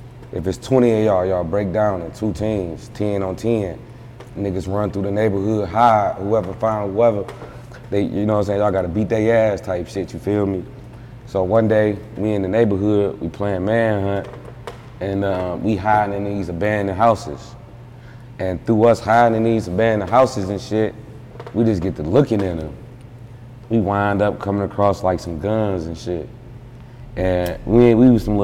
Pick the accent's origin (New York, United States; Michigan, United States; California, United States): Michigan, United States; Detroit; I'm from Detroit